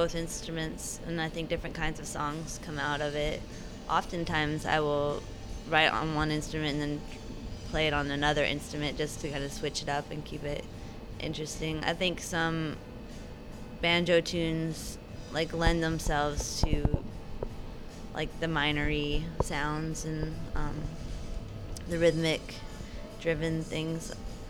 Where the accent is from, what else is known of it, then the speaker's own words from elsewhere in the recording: Arkansas, United States; moved away; also born or lived in Olympia; I grew up in Arkansas, and like, bluegrass was everywhere, and I didn't want anything to do with it, and then I picked it up. I played punk in Arkansas, and then I, like, moved to Olympia.